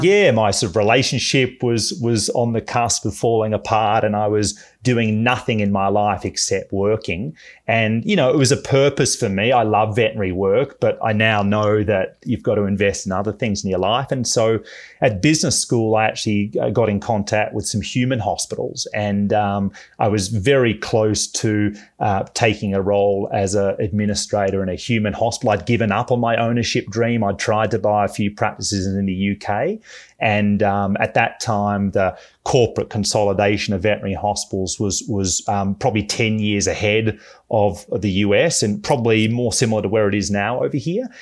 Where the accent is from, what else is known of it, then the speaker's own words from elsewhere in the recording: Melbourne, Victoria, Australia; moved away as an adult; also born or lived in Bay Area; now in United States; I'm from Melbourne, Australia.